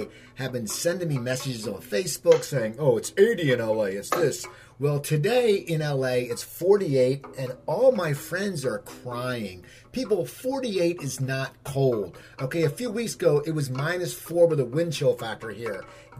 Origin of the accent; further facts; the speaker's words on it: New Jersey, United States; my home state of New Jersey.